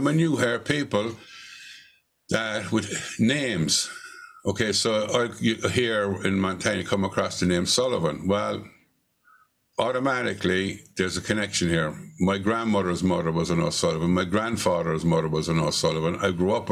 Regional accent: Ireland; moved away as an adult; also born or lived in New York, United States / Ballyvourney; now in Missoula, United States; even though I wasn't born there, I was born in New York. I have no memory of New York. So the only home I've ever known is Ireland.

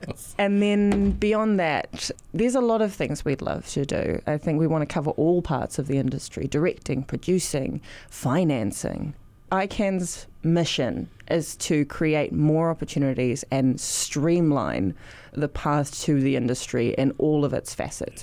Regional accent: New Zealand

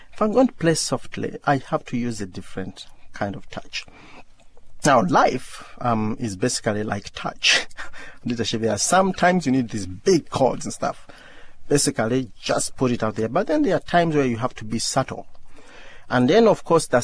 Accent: Uganda; when I was growing up in Uganda

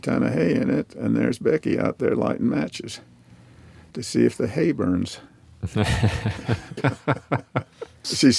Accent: Logan, Utah, United States; I was born in Logan, Utah, 1942.

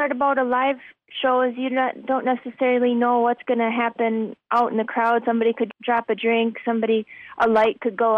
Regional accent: Wisconsin, United States; moved away; also born or lived in Minnesota / Nashville, Tennessee; I was born in Minnesota, grew up in Wisconsin

